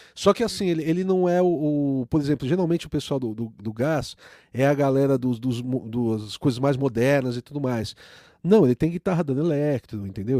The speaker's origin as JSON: {"language": "Portuguese", "country": "Brazil", "said": "o brasileiro, a gente é colonizado"}